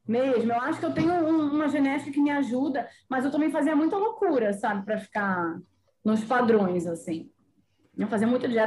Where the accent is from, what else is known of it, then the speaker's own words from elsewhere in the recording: Porto Seguro, Bahia, Brazil; also born or lived in Rio de Janeiro / São Paulo; Então, eu sou carioca, nascida no Rio, mas eu fui criada na Bahia, Porto Seguro, litoral da Bahia.